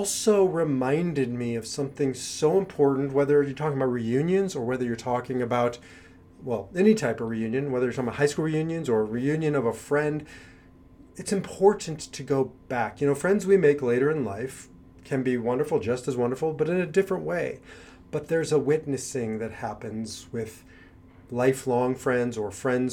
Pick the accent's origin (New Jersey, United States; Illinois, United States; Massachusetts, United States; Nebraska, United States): Nebraska, United States; Omaha; moved away as an adult; also born or lived in Kansas / New York; now in Israel; I grew up in Omaha, Nebraska, and I left there when I was 18 years old